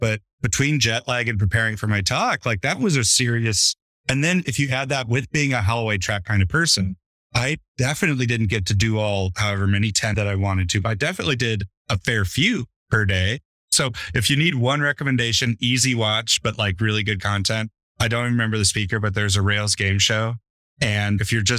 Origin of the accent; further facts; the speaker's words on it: United States; moved away; I'm an American